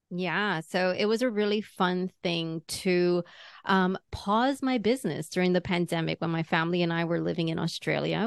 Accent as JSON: {"language": "English", "region": "New York", "country": "United States", "tie": "born or raised there", "said": "second generation, third generation New Yorker"}